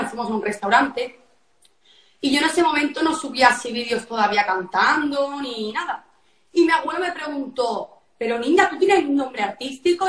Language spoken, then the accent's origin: Spanish; a town in the province of Barcelona, Catalonia, Spain; Yo soy de Barcelona, un pueblo de Barcelona, de Cuní.